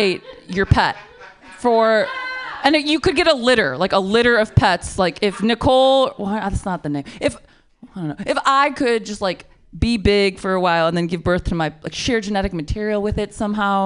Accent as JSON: {"language": "English", "region": "Michigan", "country": "United States", "moved": "yes", "lives_now": "San Francisco, United States", "said": "I'm from Michigan"}